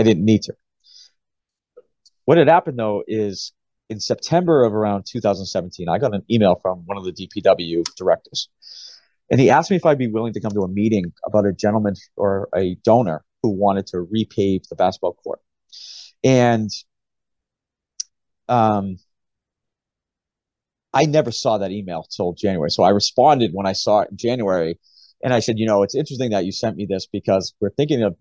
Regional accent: Gloucester, Massachusetts, United States; growing up in Gloucester, you know, there's not a street hockey rink anywhere near Gloucester.

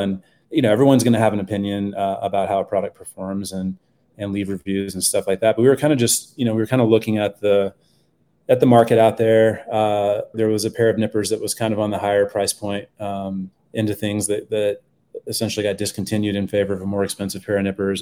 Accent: Texas, United States; now in Boulder, United States; I grew up in Texas

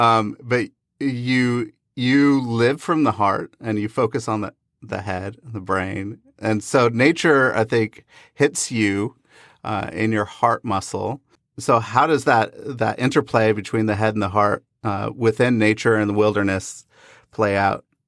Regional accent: Pacific Northwest, United States; growing up in the Pacific Northwest

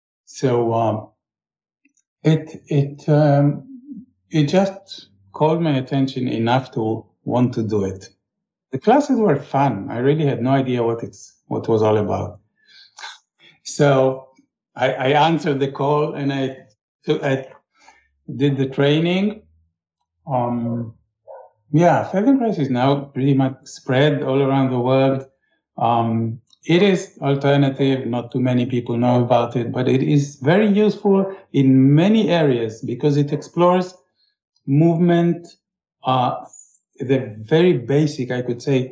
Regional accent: Israel; I grew up in Israel

